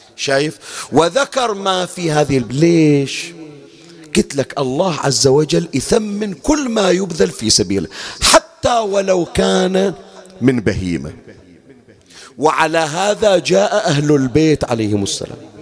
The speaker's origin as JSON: {"language": "Arabic", "country": "Bahrain", "said": "من العادات اللي كانت عندنا بالبحرين"}